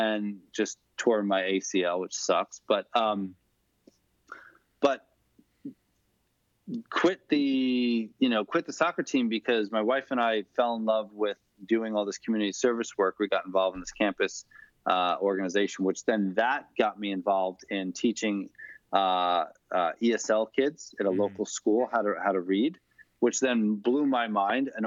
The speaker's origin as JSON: {"language": "English", "area": "Long Island", "region": "New York", "country": "United States", "said": "I'm from Long Island."}